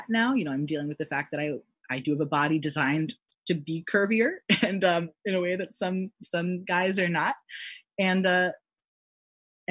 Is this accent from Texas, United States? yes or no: yes; Texas, United States; growing up in Texas